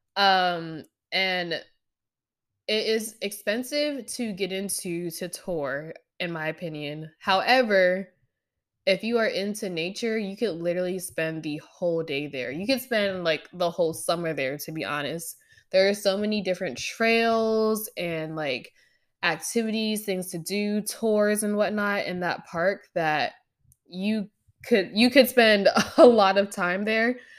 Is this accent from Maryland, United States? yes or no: no; Pennsylvania, United States; moved away as an adult; now in Oregon, United States; I grew up in Pennsylvania